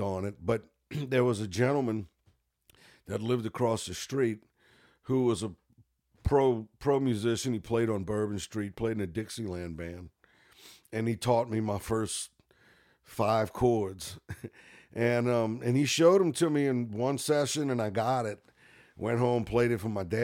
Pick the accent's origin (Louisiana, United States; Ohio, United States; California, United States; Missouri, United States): Louisiana, United States; New Orleans; I grew up in Gentilly